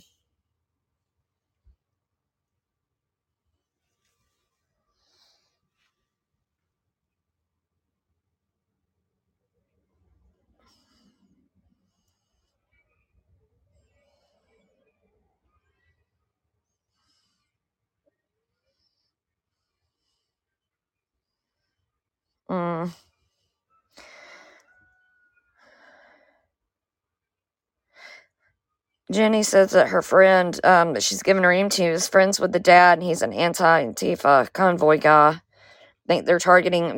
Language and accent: English; Georgia, United States; I'm from Georgia